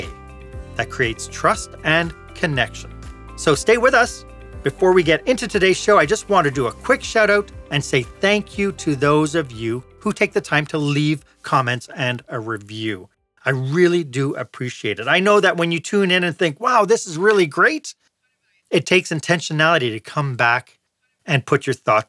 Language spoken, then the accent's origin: English; Montreal, Quebec, Canada; Montreal, Quebec, my hometown